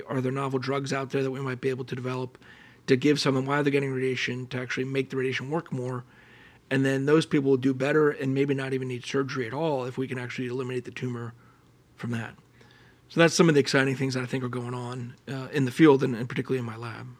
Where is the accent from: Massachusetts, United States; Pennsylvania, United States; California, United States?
Pennsylvania, United States; Allentown; moved away; I grew up in Allentown, Pennsylvania, which is a great place